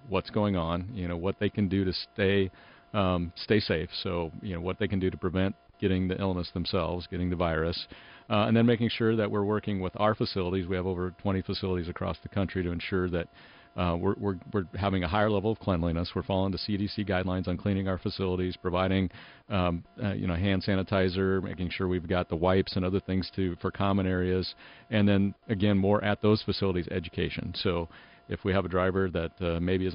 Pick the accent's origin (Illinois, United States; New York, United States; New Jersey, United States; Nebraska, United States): Nebraska, United States; I'm from Nebraska, so we're kind of in Tornado Alley as well.